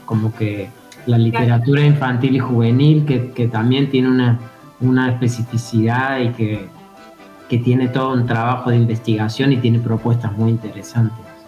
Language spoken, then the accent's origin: Spanish; Córdoba, Argentina; also born or lived in Mexico; now in Fisque, Argentina; Yo vengo de Córdoba, Sí, este, yo soy cordobés, estuve viviendo en México durante muchos años